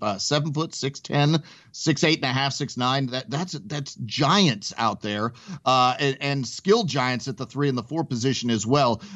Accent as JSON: {"language": "English", "town": "Mission Viejo", "region": "California", "country": "United States", "tie": "born or raised there", "moved": "yes", "said": "I grew up in Mission Viejo when I was really young. I lived out there"}